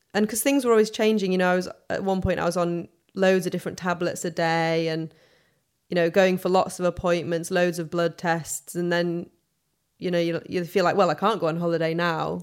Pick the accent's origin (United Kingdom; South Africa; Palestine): United Kingdom; Sheffield, Yorkshire and the Humber; accent: soft northern; moved away as an adult; now in London, United Kingdom; I'm from Sheffield